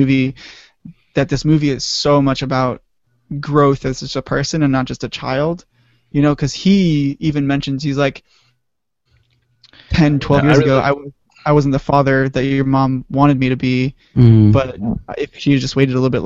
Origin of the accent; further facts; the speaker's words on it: Austin, Texas, United States; moved away; we all grew up in Texas, but even more importantly, we grew up in Austin